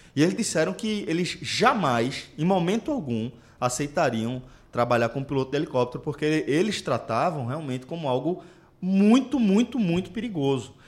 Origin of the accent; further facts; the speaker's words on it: Pernambuco, Brazil; quando eles identificaram o sotaque, perguntaram se a gente era de Pernambuco, a gente confirmou tal.